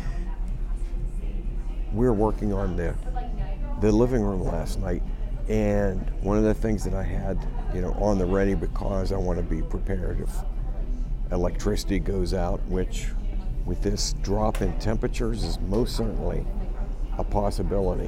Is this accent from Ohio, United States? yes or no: no; Pittsburgh, Pennsylvania, United States; I'm from Pittsburgh